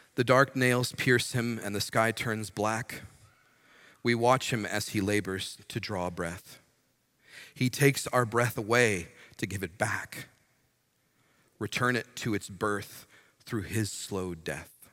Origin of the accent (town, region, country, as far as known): United States